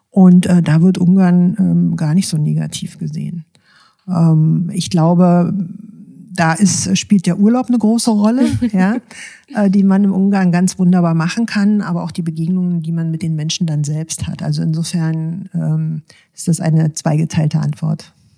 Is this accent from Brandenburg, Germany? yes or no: yes; Brandenburg, Germany; bei uns in Brandenburg